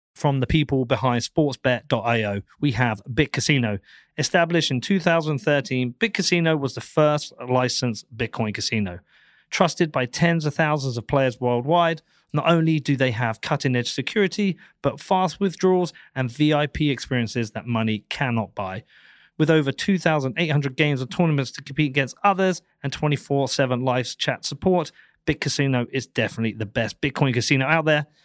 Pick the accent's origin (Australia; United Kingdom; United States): United Kingdom; I feel relatively free as a British person.